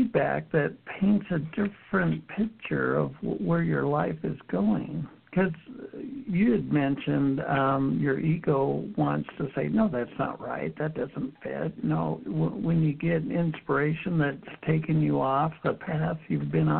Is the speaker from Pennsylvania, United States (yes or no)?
no; Utah, United States; I was raised Mormon in Utah